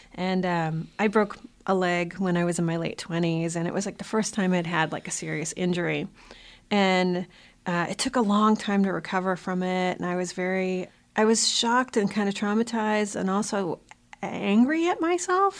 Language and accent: English; South Shore of Boston, Massachusetts, United States; also born or lived in Malden; I grew up in the South Shore of Boston